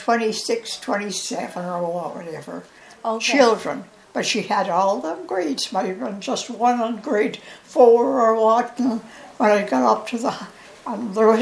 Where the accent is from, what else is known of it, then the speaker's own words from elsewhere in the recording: Cross Lake, Ontario, Canada; also born or lived in Madawaska, Ontario / Barry's Bay, Ontario; I grew up in Cross Lake. It's about 6 miles from Madawaska.